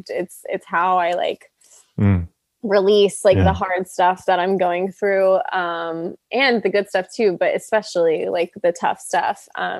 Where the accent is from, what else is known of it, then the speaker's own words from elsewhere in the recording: Canada; now in Los Angeles, United States; Yeah, they do. They do. And I'm Canadian. So that definitely like helped.